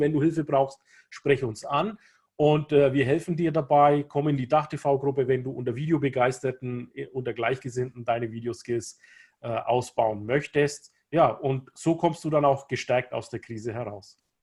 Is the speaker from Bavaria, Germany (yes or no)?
yes; Kulmbach, Bavaria, Germany; ich bin in Deutschland in Kulmbach geboren, in Nordbayern